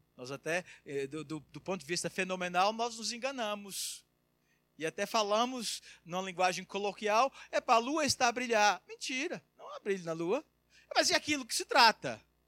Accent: Brazil; moved away as an adult; now in Portugal; eu já estou fora do Brasil há quase 20 anos, então eu não sei nem se sou brasileiro mais

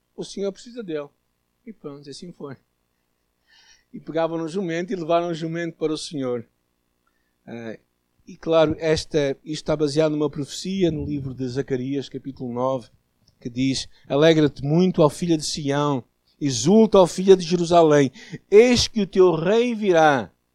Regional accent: Portugal; nós portugueses católicos

